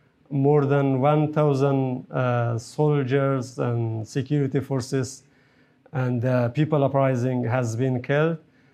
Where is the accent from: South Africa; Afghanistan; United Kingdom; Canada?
Afghanistan; Takhar; moved away; my hometown Takhar